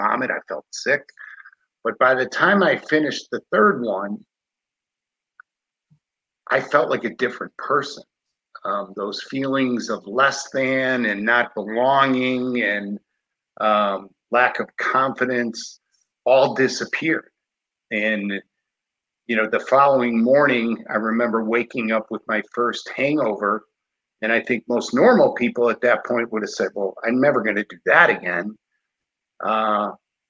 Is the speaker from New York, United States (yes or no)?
no; Chicago, Illinois, United States; born and raised in Chicago, cradle Catholic